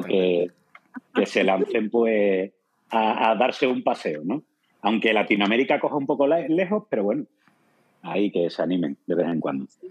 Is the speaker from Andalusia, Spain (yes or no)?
yes; Andalusia, Spain